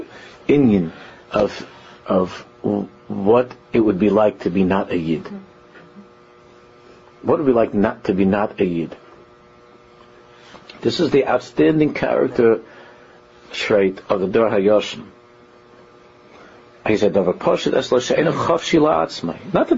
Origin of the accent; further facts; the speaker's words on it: New York City, New York, United States; I'm from Queens